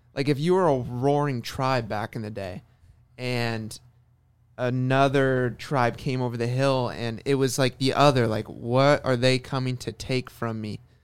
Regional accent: Orange County, California, United States; being born and raised in Orange County

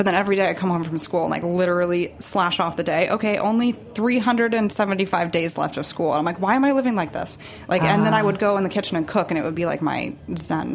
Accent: Arizona, United States; also born or lived in Texas; now in Brooklyn, United States; I was born in Texas, very briefly was there for like 6 months of my life, moved to Arizona

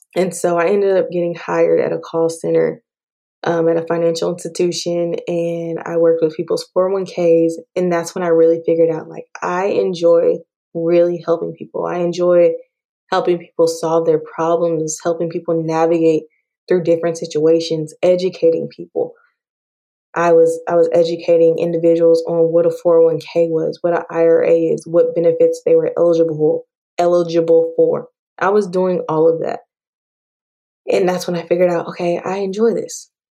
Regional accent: Dallas Fort Worth area, Texas, United States; also born or lived in Prince George's County, Maryland; I was raised in Texas, Dallas Fort Worth area

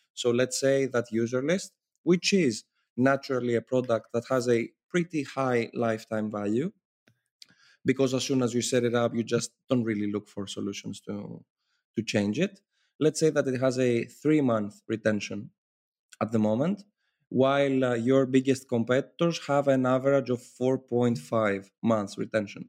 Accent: Athens, Attica, Greece; I come from Athens, Greece, and I'm currently based in Athens, Greece

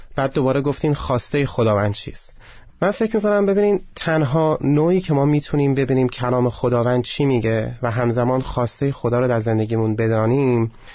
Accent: Iran; به من که ایرانیم

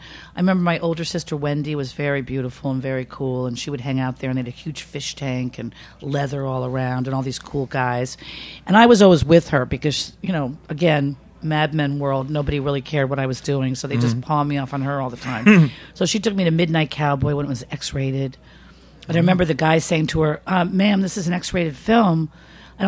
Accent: New York City, New York, United States; I grew up on 64th between Lexington and Park in Manhattan.

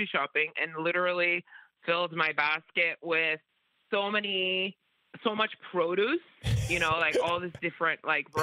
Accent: Cameroon; also born or lived in New Jersey; now in Hawaii, United States; I'm actually originally from Cameroon, but I live in Hawaii now.

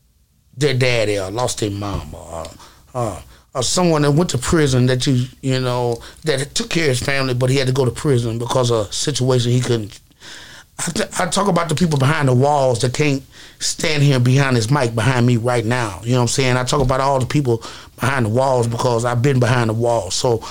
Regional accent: the South, United States; So it was like, man, I'm from the South. I don't know how to rap like that.

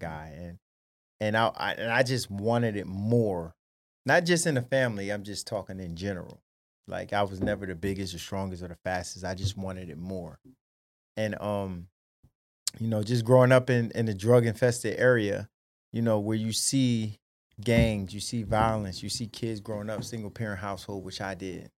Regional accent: Paterson, New Jersey, United States; born and raised Paterson, New Jersey

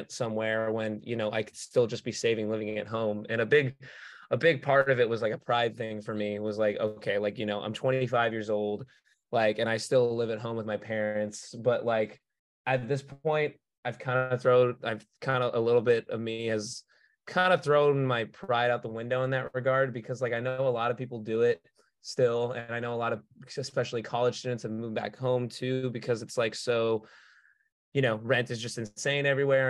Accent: Los Angeles, California, United States; Born and raised

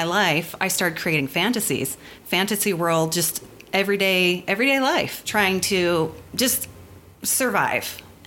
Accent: near Philadelphia, Pennsylvania, United States; now in Utah, United States; I grew up near Philadelphia, Pennsylvania. My parents moved there when I was one

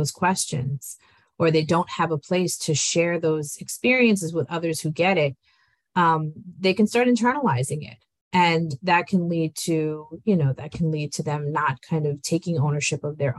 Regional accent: New York, United States; also born or lived in Colombia; I was raised in New York by Italian American parents.

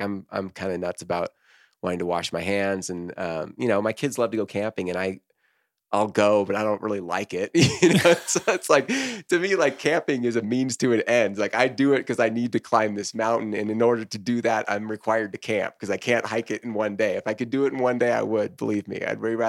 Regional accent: Corvallis, Oregon, United States; Yeah. I'm from Corvallis, Oregon.

